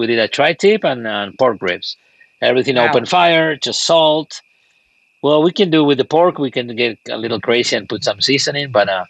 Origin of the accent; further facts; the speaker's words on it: Argentina; moved away as an adult; now in United States; Well, I live all my life, actually, in Argentina.